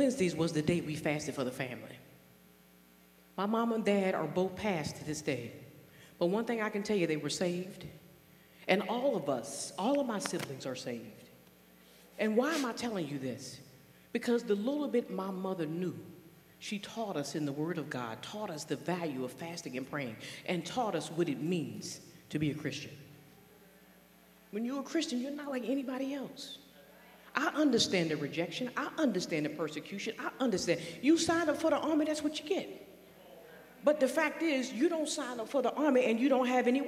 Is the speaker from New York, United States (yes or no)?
no; North Carolina, United States; moved away; I was born and raised in North Carolina in a rural environment